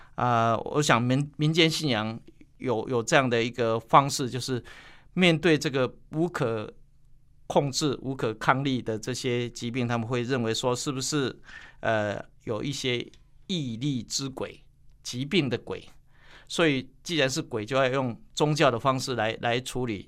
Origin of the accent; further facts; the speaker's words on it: Taiwan; 我的故乡在埔子